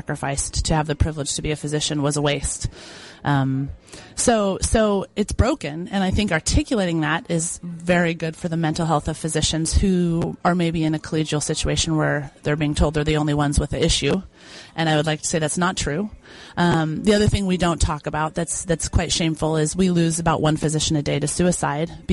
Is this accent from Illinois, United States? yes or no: no; Boise, Idaho, United States; I'm from Boise, Idaho